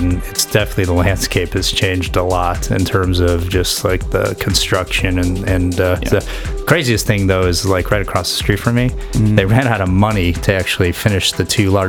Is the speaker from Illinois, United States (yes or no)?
yes; Chicago, Illinois, United States; moved away as an adult; now in California, United States; I grew up in Chicago.